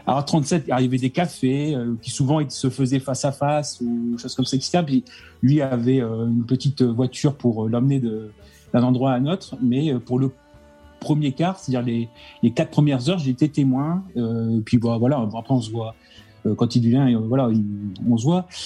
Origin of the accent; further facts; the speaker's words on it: Lens, Hauts-de-France, France; je suis de Lens, Pas-de-Calais